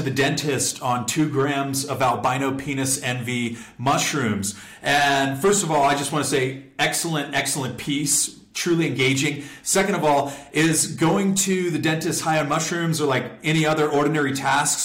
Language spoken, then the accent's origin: English; San Diego, California, United States; my hometown of San Diego